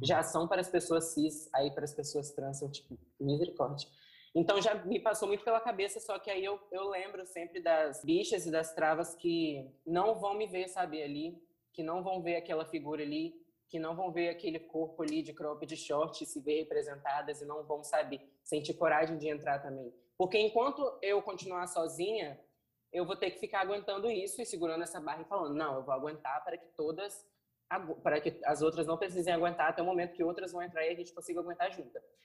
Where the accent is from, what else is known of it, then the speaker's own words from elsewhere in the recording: Vila Velha, Espírito Santo, Brazil; eu cresci no Morro do Jaburuna